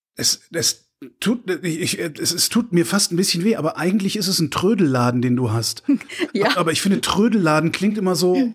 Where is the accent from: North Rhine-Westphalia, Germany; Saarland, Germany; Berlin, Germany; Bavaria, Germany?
North Rhine-Westphalia, Germany; Cologne; wo ich herkomme aus Köln